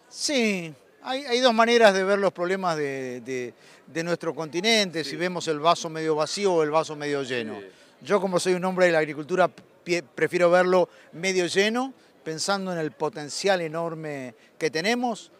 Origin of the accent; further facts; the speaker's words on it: Buenos Aires, Argentina; nací en Buenos Aires